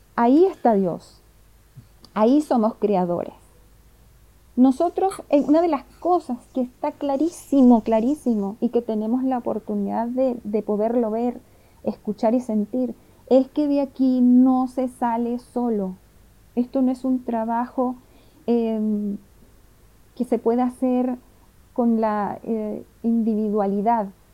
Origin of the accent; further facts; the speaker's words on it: Venezuela; moved away as an adult; now in Chile; llegué a Chile hace 17 años, de familia italiana yugoslava, y bueno, por supuesto nací en Venezuela